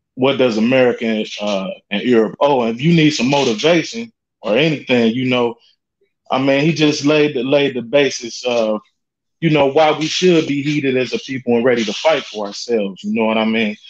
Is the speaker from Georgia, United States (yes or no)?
no; Cincinnati, Ohio, United States; I grew up in Mosh Five, Cincinnati, Ohio